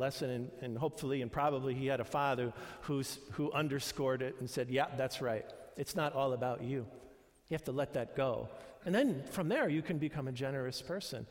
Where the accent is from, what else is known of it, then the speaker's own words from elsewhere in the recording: New York, United States; moved away; I had mostly Jewish friends when I grew up in New York